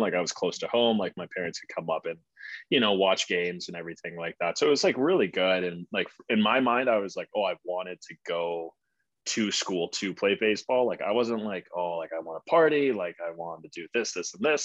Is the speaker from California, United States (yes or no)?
no; St. Louis, Missouri, United States; moved away as an adult; now in Boston, United States; I'm from St. Louis, like born and raised there, like literally Midwest